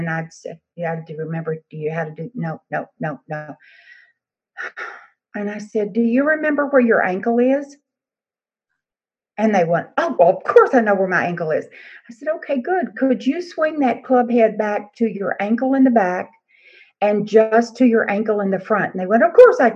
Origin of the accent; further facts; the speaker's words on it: Texas, United States; I'm from Texas